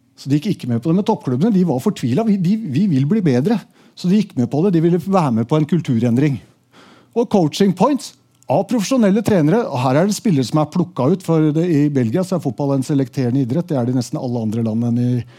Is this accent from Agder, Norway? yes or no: no; Asker, Akershus, Norway; i Asker, der jeg vokste opp